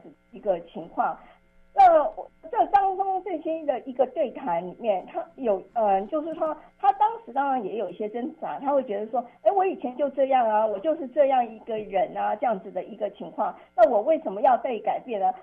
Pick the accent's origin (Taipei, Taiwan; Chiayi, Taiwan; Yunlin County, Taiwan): Taipei, Taiwan; 我当时的国中我念的是当时一个明星一中学，就是台北的金华女中